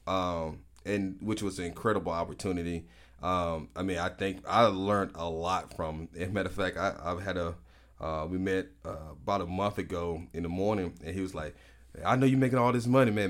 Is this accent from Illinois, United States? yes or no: no; Prichard, Alabama, United States; also born or lived in Birmingham, Alabama; I'm originally from Pritchard, Alabama